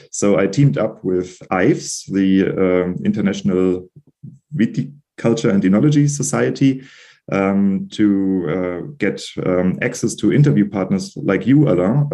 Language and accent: English; Germany; I'm from Germany and sometimes I do not pronounce them correctly.